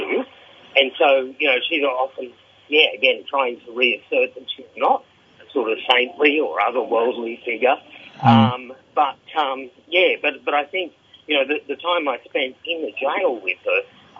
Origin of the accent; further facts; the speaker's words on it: Australia; being Australian, being a fairly prominent foreigner there